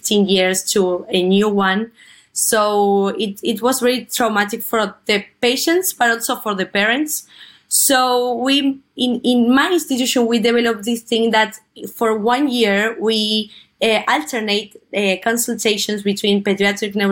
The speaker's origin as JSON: {"language": "English", "region": "Buenos Aires", "country": "Argentina", "said": "I am from Buenos Aires, Argentina"}